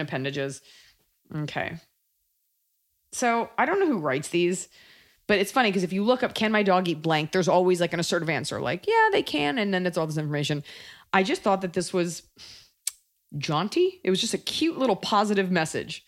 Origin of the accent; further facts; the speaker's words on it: United States; as an American